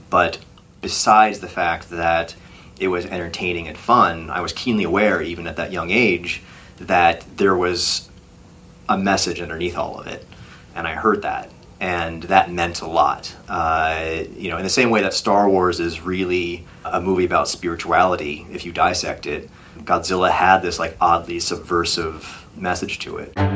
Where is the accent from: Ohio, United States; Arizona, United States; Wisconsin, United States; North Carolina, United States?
Ohio, United States; I was a little half Asian kid growing up in Ohio